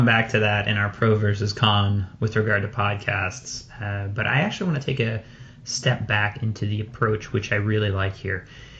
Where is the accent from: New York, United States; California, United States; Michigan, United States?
New York, United States; New York City; my hometown of Brooklyn, New York.